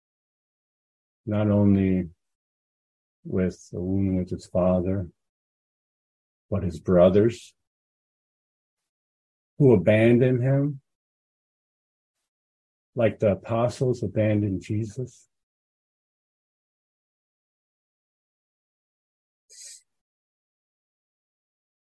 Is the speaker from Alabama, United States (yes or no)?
no; Chicago, Illinois, United States; moved away as an adult; now in Florida, United States; I grew up in Chicago.